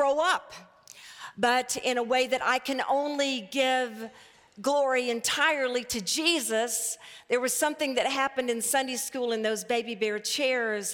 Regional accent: Arkadelphia, Arkansas, United States; moved away; also born or lived in Houston, Texas; I was raised in First Baptist Church of Arkadelphia, Arkansas

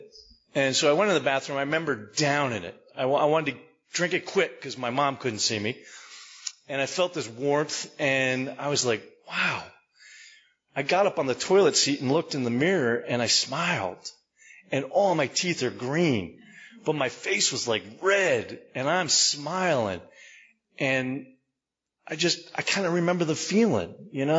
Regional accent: Maplewood, New Jersey, United States; I was born and raised in Maplewood, New Jersey

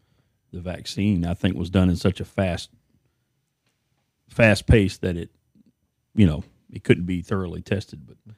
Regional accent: Texas, United States; I was born and raised in East Texas for the most part of my life. I've lived in a lot of various different places, but for the most part, been right here in East Texas around Lufkin, Nacogdoches.

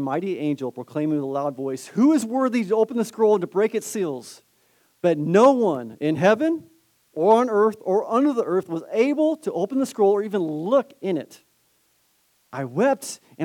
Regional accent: Southern California, United States; Born and raised in Southern California in the 80s.

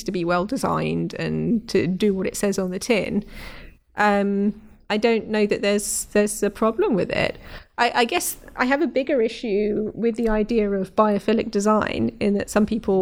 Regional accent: London, United Kingdom; I grew up in North London, Brent Cross Shopping Centre

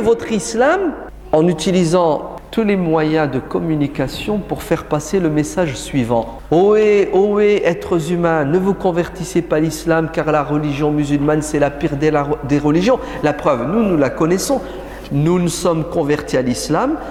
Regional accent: France; chez nous en France

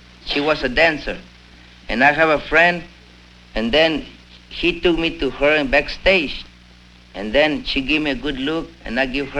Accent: San Antonio, Texas, United States; San Antonio, Texas.

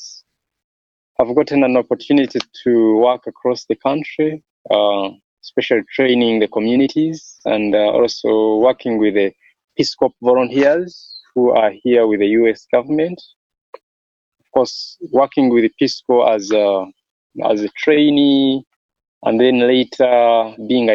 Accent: Kigezi region, Western Region, Uganda; When I was growing up in Uganda, in my home area, the southwestern Kigezi region

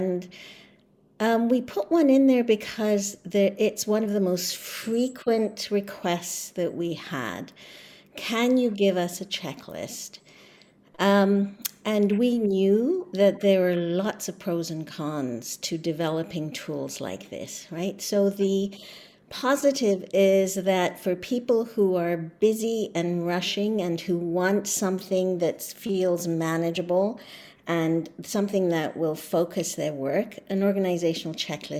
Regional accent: Canada; first language English

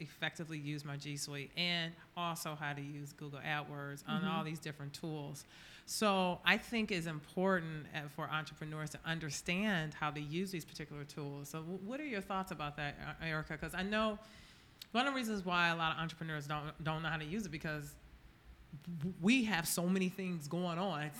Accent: Baltimore, Maryland, United States; Okay, well, I'm from Baltimore, so.

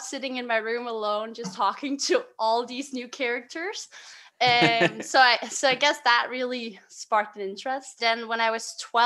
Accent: Denmark; I'm from a little town called Vennesbæk, which is 20 minutes away from Copenhagen.

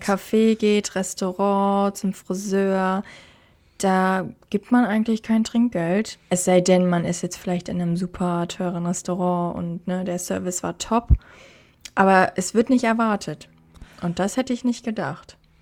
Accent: Germany; moved away as an adult; now in Australia; bei uns in Deutschland so gefühlt in meinem Freundeskreis, da, also als ich noch in Deutschland war

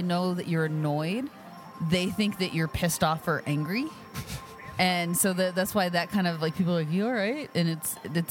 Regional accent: Las Vegas, Nevada, United States; we're from here.

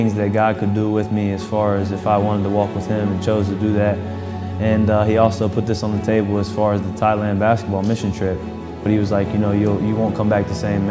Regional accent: Troy, Ohio, United States; moved away as an adult; now in Hillsboro, United States; I'm from Troy, Ohio

